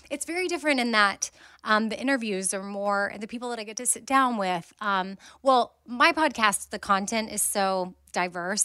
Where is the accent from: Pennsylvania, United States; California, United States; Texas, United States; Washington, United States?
Texas, United States; Austin; I'm from Austin